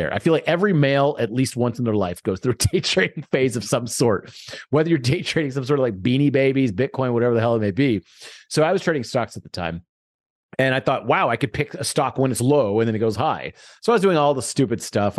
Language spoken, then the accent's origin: English; Houston, Texas, United States; I grew up in Houston